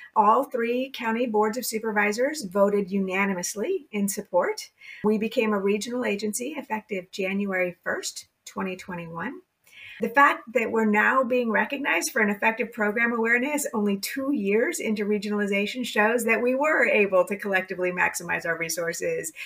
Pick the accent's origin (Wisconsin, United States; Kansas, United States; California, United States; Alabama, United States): California, United States; I was born and raised in California